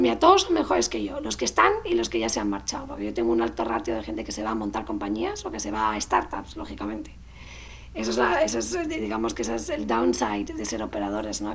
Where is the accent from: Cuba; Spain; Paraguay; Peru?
Spain; los españoles nos hace falta